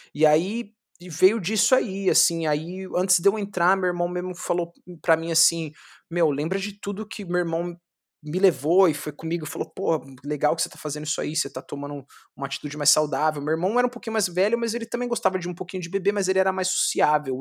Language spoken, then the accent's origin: Portuguese; São Paulo, Brazil; sou do Capão Redondo, do Guetão, pá, manjo, conheço todo mundo